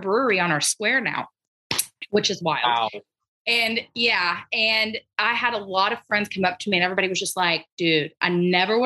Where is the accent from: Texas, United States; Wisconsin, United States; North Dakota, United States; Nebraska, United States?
Texas, United States; Gilmer; I'm from Upshur County and the town is Gilmer